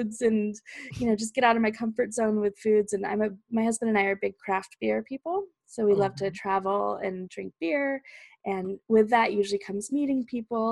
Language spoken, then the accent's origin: English; Fallbrook, California, United States; moved away as an adult; also born or lived in Peoria, Illinois; I grew up in Southern California. It's this little town called Fallbrook. It's all the way north San Diego.